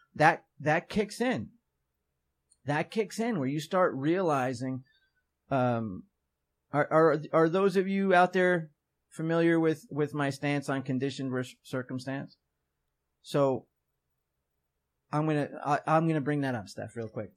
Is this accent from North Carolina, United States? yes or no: no; New York, United States; I'm twenty, I'm from New York